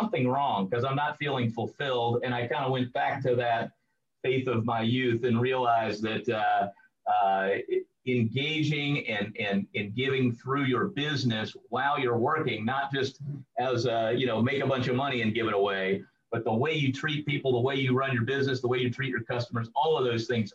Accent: St. Louis, Missouri, United States; Growing up, I grew up mostly in St. Louis, around the Midwest

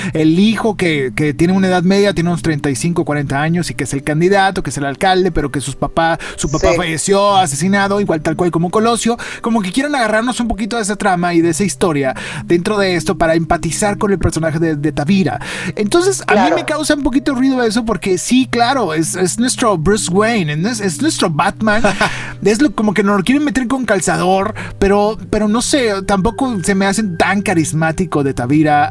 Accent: Monterrey, Nuevo León, Mexico; crecimos nosotros aquí en Monterrey

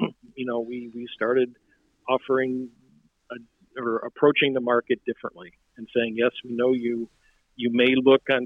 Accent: Iowa, United States; now in Oregon, United States; I grew up in Iowa, and neither of my parents even went to high school

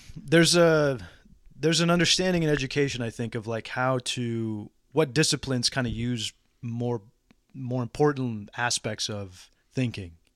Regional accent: San Antonio, Texas, United States; San Antonio

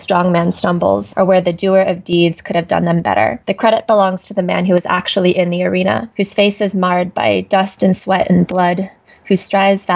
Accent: Washington, District of Columbia, United States; also born or lived in South Korea; raised by a large white Jewish family in Washington, D.C., where I spent my entire childhood

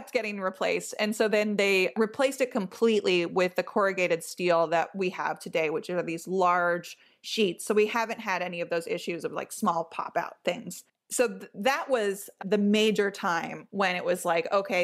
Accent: Los Angeles, California, United States; I grew up in Los Angeles

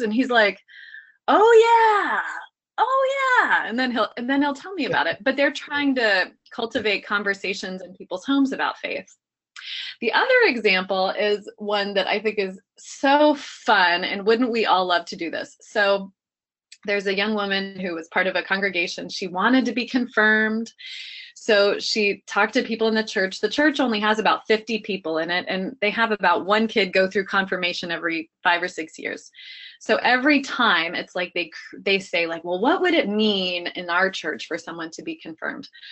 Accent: Dayton, Ohio, United States; I grew up in Dayton, Ohio

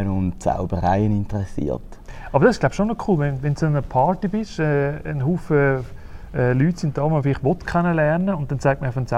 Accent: Uster, Zurich, Switzerland; Und ich bin ja in Uster aufgewachsen, geboren ja. worden.

